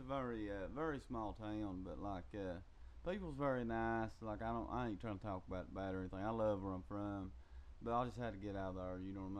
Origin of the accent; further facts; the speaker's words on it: Floyd County, Eastern Kentucky, United States; I'm from Floyd County. It's a very small, Eastern Kentucky. I'm from a very small town of that county. Very, very rural area. Little coal town.